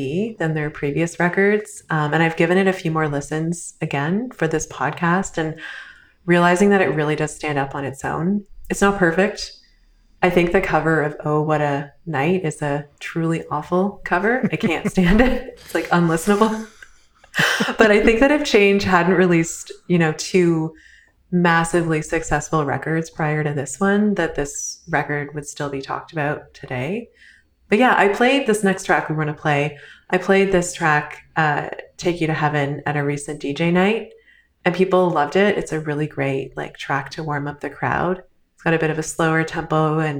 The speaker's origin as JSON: {"language": "English", "country": "Canada", "said": "I am a Canadian guest based in Toronto."}